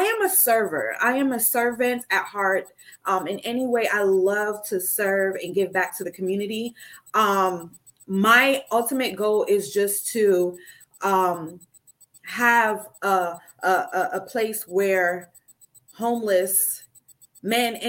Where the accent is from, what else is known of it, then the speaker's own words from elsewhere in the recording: New Jersey, United States; now in West Palm Beach, United States; I am signing on to you guys from West Palm Beach. I am originally from New Jersey. I don't know if you hear the accent still or not